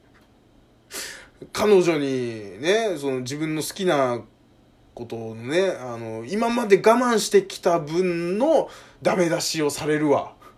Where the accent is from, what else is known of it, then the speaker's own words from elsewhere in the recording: Kanto, Japan; 僕関東の人間